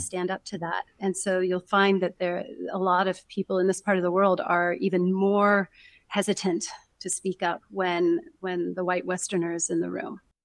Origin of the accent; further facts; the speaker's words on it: United States; accent: American; first language English; I'm from America